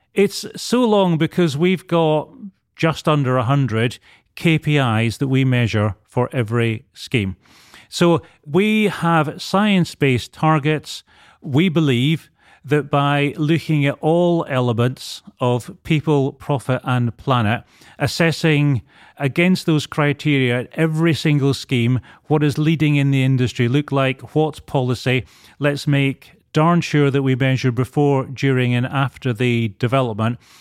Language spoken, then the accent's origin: English; Edinburgh, Scotland, United Kingdom; accent: Scottish; moved away as an adult; also born or lived in Bristol; now in London, United Kingdom; Grew up in Edinburgh. Spent first 25 years of my life there.